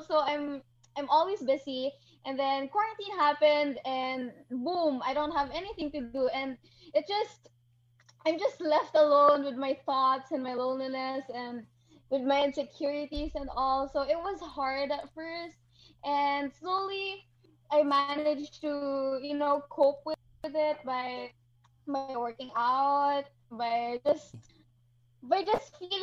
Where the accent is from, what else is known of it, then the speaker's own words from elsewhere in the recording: Iloilo City, Western Visayas, Philippines; moved away as an adult; now in Manila, Philippines; I'm actually in Ilonggo. I was born and raised in Iloilo, and now I study here in Manila